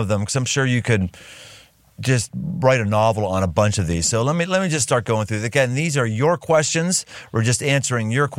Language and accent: English; Cincinnati, Ohio, United States; my hometown of Cincinnati